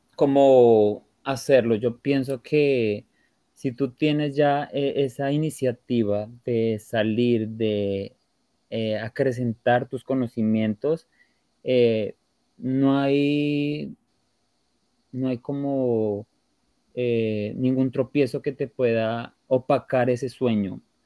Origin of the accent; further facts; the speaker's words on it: Colombia; moved away as an adult; now in Portugal; yo salí de Colombia